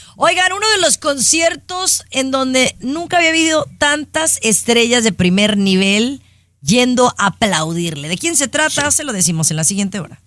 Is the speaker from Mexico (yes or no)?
yes; Mexico; soy mexicana